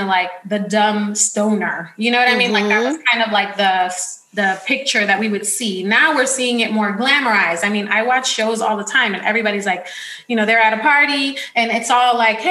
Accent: New York City, New York, United States; now in California, United States; I grew up in the Bronx.

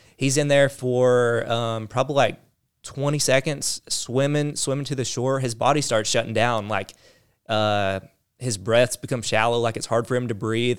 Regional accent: the South, United States; accent: southern; the southern accent

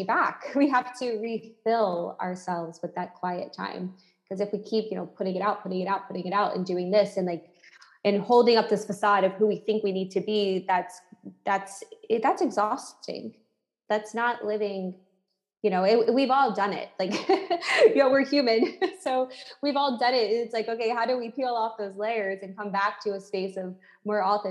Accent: United States; moved away as an adult; now in Lisbon, Portugal; As an American citizen

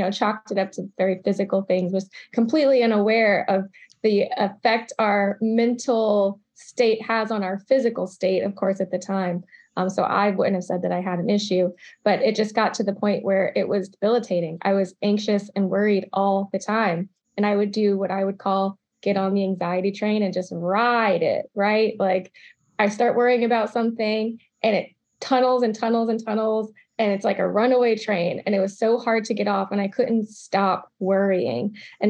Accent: Charlottesville, Virginia, United States; also born or lived in Georgia / Maryland; So I grew up in the South. Little bit all over. Started in Charlottesville, Virginia, moved to Georgia, spent some time in Atlanta, then Augusta, then was in Maryland for a second and came back to Virginia.

